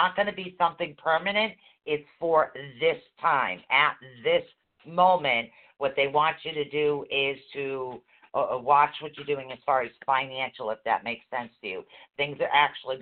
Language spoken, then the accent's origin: English; Boston, Massachusetts, United States; we're from Boston.